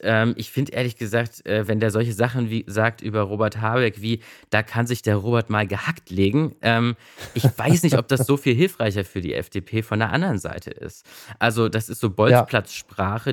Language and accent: German; Magdeburg, Saxony-Anhalt, Germany; now in Berlin, Germany; ich komme ja aus Magdeburg und wir hatten ja nichts. Ne? Also äh, kurz nach der Wende quasi, äh, da konnte man maximal im Unterricht einschlafen